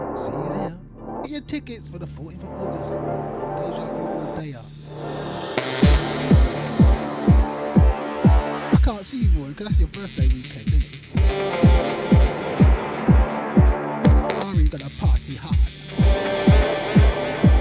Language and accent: English; Montserrat; I'm Mansarashan, me. I'm from Mansarat